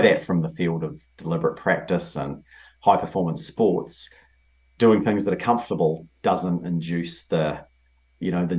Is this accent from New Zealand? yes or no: yes; New Zealand; moved away as an adult; also born or lived in London / New York; I grew up in a town of 7,000 people, and I lived there until I was 17, 18. I knew more people in London and New York when I was in my 20s than I knew in the town that I grew up in New Zealand